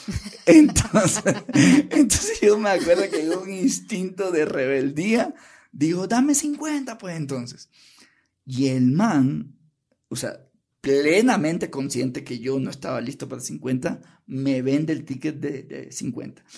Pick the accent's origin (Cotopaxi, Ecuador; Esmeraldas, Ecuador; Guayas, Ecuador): Guayas, Ecuador; Guayaquil; moved away as an adult; now in Quito, Ecuador; Me crié en Guayaquil